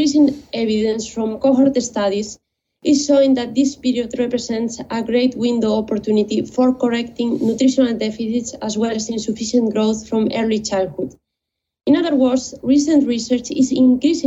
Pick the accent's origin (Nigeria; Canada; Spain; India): Spain; moved away as an adult; now in London, United Kingdom; I am originally from Spain, and after completing my undergraduate studies in biotechnology, I moved